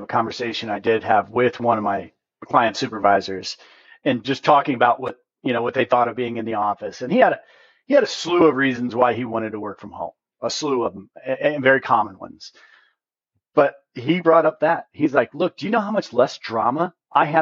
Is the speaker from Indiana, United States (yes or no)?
yes; Hoosier, Indiana, United States; accent: Hoosier; My Hoosier accent